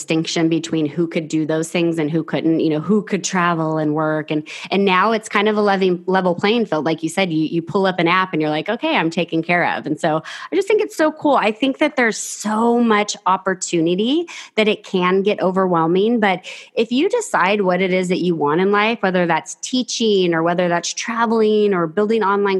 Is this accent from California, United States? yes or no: yes; Fresno, California, United States; also born or lived in San Diego; I grew up in the Central Valley in a place mm-hmm. called Fresno. I lived there until I was 21 years old